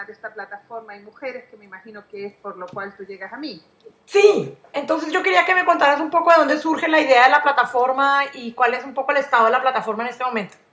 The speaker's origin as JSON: {"language": "Spanish", "country": "Chile", "also_born_or_lived": "Venezuela / Spain", "said": "y soy trinacional, soy chilena, venezolana y española."}